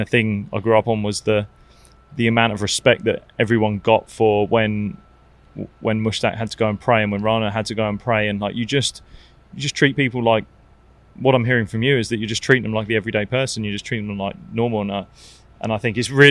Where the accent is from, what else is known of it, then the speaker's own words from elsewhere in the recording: Barbados; moved away; I grew up playing in Barbados, so I know Barbados really well.